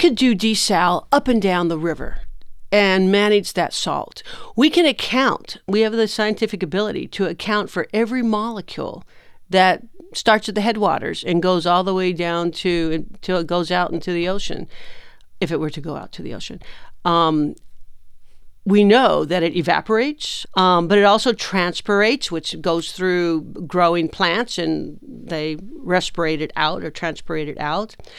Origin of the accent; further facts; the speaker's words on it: Imperial Valley, California, United States; I am from California, I am from the Imperial Valley